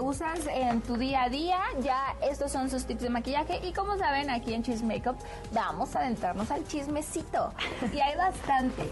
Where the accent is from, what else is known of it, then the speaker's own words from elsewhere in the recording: Guadalajara, Jalisco, Mexico; moved away; yo no soy de aquí, pero yo, o sea, soy, soy de Guadalajara, que también ah, es parte de México.